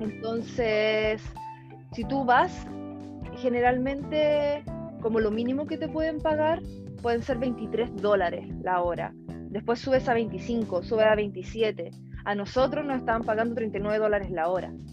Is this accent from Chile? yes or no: yes; Chile; moved away as an adult; also born or lived in United States / Australia / Germany; soy ingeniero agrónomo salí de Chile